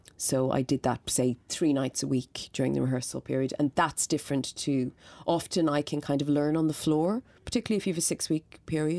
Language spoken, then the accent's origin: English; Dublin, Leinster, Ireland; I grew up in Coolock